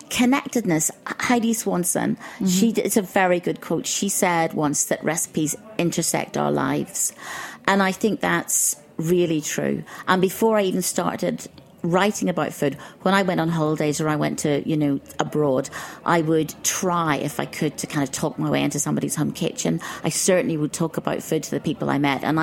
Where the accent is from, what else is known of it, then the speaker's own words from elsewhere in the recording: Ireland; I grew up in Ireland, so there was mm-hmm. nothing exotic, but reading things like the Arabian Nights.